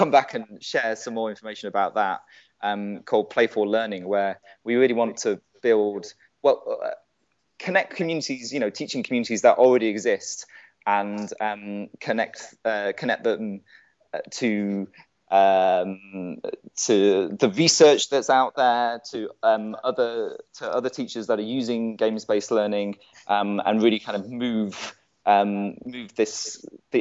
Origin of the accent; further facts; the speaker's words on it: United Kingdom; as a British person